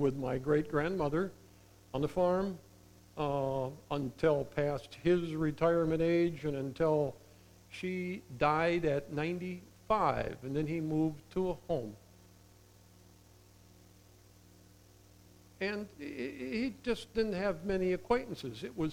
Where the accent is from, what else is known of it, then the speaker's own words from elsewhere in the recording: southeast of Zeeland, Michigan, United States; I grew up in Drent Christian Reformed Church, southeast of Zealand